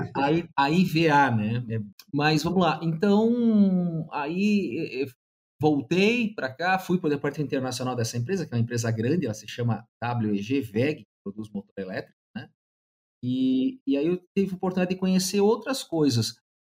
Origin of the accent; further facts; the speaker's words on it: South Region, Brazil; Eu sou do Sul, né? E basicamente a minha grande influência foi um tio